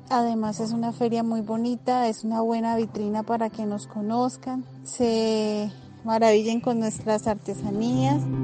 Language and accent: Spanish; Tenza, Boyacá, Colombia; soy del municipio de Tensa, Boyacá